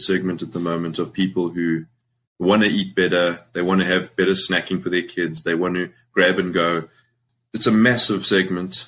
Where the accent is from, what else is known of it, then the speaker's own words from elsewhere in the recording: Springs, Gauteng, South Africa; moved away as an adult; I'm from Springs, proudly from Springs